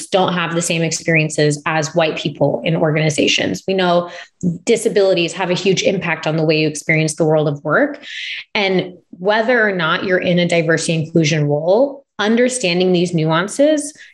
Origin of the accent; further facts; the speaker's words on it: Omaha, Nebraska, United States; I'm originally from Omaha, Nebraska. So I'm from the Midwest.